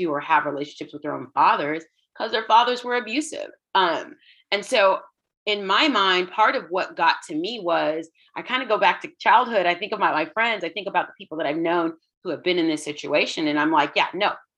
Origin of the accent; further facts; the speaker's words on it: Houston, Texas, United States; I grew up in Houston, and my parents immigrated to the States in the late 70s